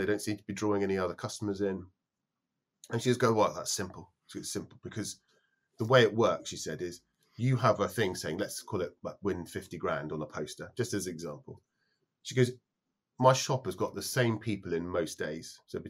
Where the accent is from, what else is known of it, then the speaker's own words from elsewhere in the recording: Edinburgh, Scotland, United Kingdom; also born or lived in London / Bristol / Leeds; So I was born in London, grew up in Edinburgh, Bristol, went to university in Leeds.